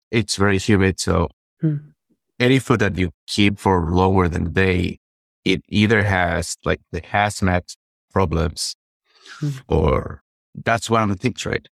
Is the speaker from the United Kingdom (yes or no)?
no; Peru; I'm from Peru